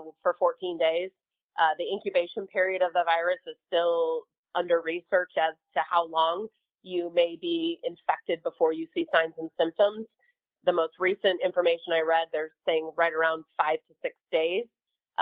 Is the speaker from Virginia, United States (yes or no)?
no; Colorado, United States; I'm from Colorado